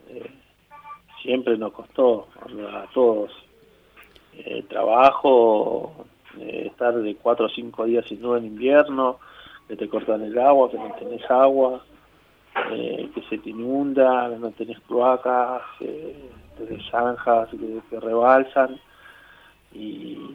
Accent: Villa Azul, Buenos Aires Province, Argentina; Crecí en Villa Sur, crecí en Villa Sur, yo me crié en Villa Azul.

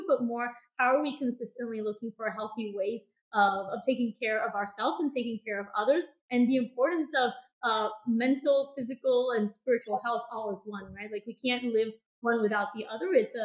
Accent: Bogotá, Bogotá Capital District, Colombia; moved away as an adult; now in Los Angeles, United States; I grew up in Colombia, in Bogota

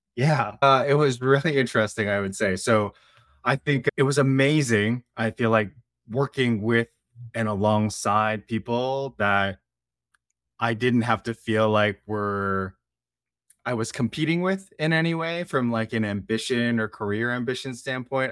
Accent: Bay Area, Silicon Valley, California, United States; I grew up in the Bay Area in Silicon Valley

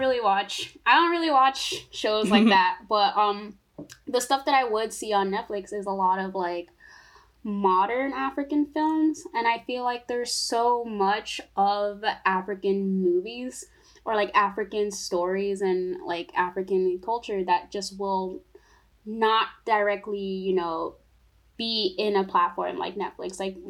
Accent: Togo; now in United States; because I'm from Togo, and like, you know, I have family, all my family back there

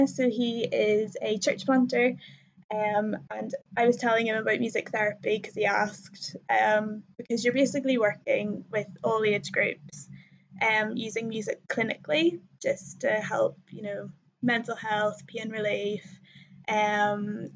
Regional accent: Northern Ireland, United Kingdom; accent: Irish; also born or lived in Cardiff, Wales; I'm from Northern Ireland

